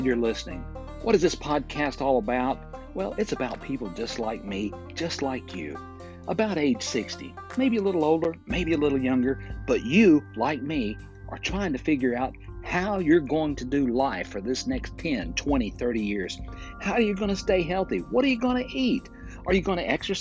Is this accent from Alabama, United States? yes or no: yes; Fort Payne, Alabama, United States; recording right here in my hometown of Fort Payne, Alabama, at the foot of Lookout Mountain